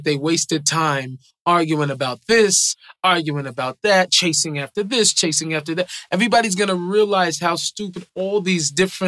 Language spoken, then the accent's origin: English; Seattle, Washington, United States; I think I grew up in Seattle.